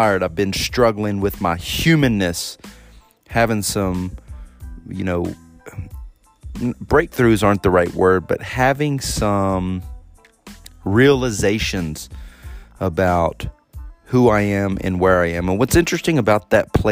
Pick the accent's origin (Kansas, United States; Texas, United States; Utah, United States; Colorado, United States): Texas, United States; moved away as an adult; I'm around my family and my hometown